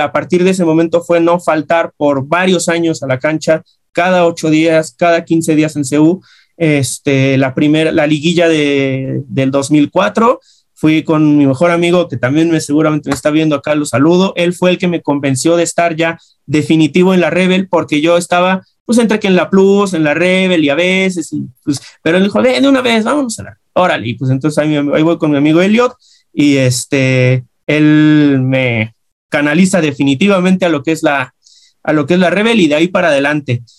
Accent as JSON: {"language": "Spanish", "region": "Mexico City", "country": "Mexico", "said": "Yo soy del centro de la Ciudad de México"}